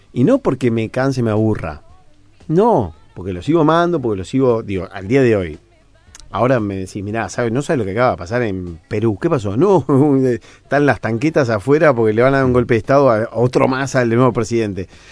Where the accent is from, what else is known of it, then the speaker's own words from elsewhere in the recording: Uruguay; como periodista uruguayo